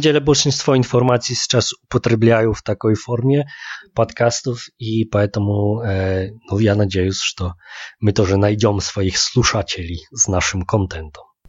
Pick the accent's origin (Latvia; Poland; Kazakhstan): Poland; Łódź, Łódź Voivodeship; Russian is a second language; moved away as an adult; now in Saint Petersburg, Russia; всегда езжу в мой родной город, в Лодь.